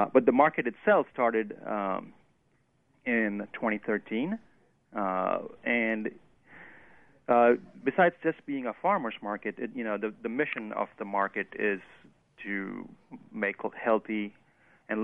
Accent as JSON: {"language": "English", "region": "Western India", "country": "India", "moved": "yes", "lives_now": "Oxford, United States", "said": "I'm originally from Western India"}